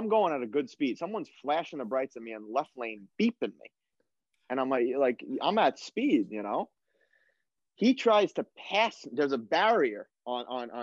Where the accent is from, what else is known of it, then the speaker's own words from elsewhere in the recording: New York, United States; moved away as an adult; also born or lived in Germany / Sweden / Israel; we're from New York